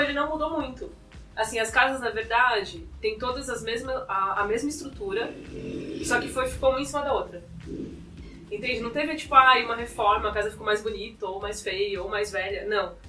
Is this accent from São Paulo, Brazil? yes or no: yes; São Paulo, Brazil; eu moro em Pirituba faz 29 anos. Então, quase desde que eu nasci